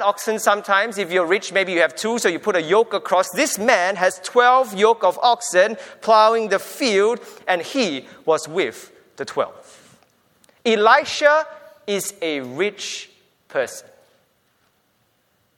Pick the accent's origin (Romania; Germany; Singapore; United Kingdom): Singapore; now in Australia; We grew up in Singapore